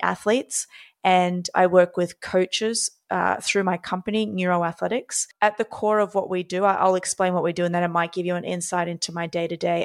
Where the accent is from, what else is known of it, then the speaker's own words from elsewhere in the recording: Australia; now in New York City, United States; born and raised in Australia